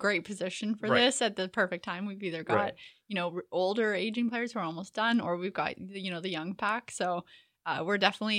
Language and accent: English; Canada; I mean, I can't talk accents. I'm Canadian.